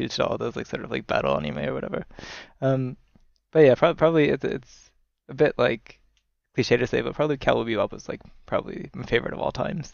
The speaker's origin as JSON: {"language": "English", "country": "United States", "moved": "yes", "lives_now": "Tokyo, Japan", "said": "I'm originally from the United States"}